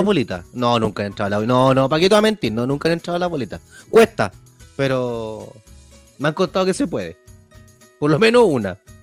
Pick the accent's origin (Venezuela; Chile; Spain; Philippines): Chile; soy bien chileno